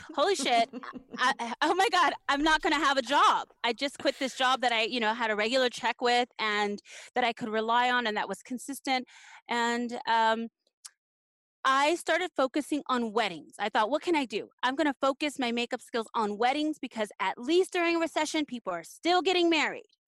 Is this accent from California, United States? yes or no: yes; Los Angeles, California, United States; When I was a kid growing up in Los Angeles